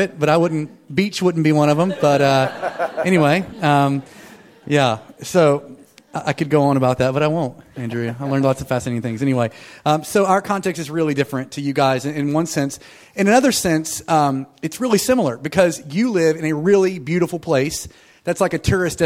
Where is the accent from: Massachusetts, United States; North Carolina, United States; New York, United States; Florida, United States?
North Carolina, United States; Jill and I planted a church in what is my hometown. It's a little tiny island town, like on the ocean, where we live in North Carolina